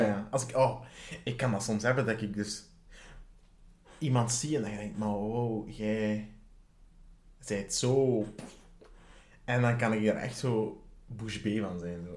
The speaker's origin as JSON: {"language": "Dutch", "town": "Sint-Niklaas", "region": "Flanders", "country": "Belgium", "tie": "born or raised there", "said": "ik ben opgegroeid in Sint-Niklaas"}